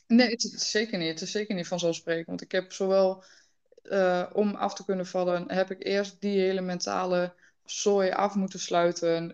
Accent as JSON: {"language": "Dutch", "area": "Twente", "region": "Overijssel", "country": "Netherlands", "said": "Ik kom uit Twente"}